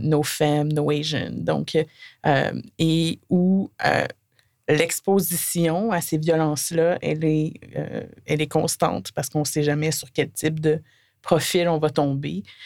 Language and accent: French; Côte-Nord, Quebec, Canada; now in Montreal, Canada; j'ai grandi sur la Côte-Nord